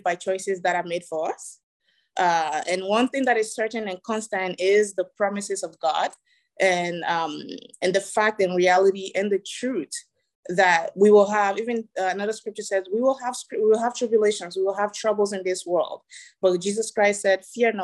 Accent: Ghana; moved away; also born or lived in Togo; I was born in Togo, West Africa, raised in Ghana

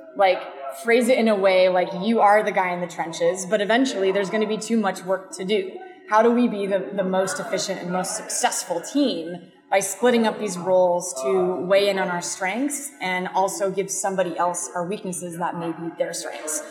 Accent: San Diego, California, United States; I'm from San Diego. It's the best city in the world

